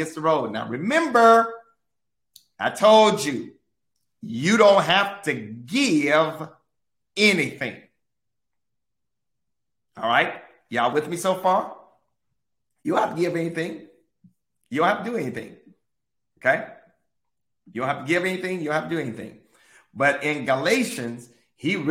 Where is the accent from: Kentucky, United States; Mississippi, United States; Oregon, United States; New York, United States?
Mississippi, United States; I grew up in Mississippi